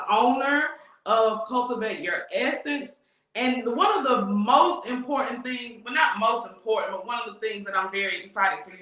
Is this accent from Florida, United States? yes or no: no; North Carolina, United States; now in Houston, United States; I'm from North Carolina, so I'm not far.